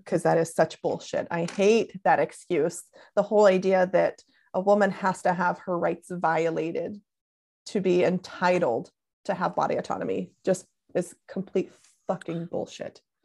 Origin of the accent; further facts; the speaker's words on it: Tennessee, United States; now in California, United States; I'm originally from Tennessee